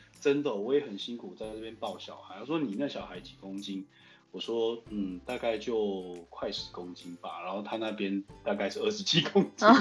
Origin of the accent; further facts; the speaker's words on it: Zhongli, Taoyuan, Taiwan; also born or lived in United States / China; 我是中立人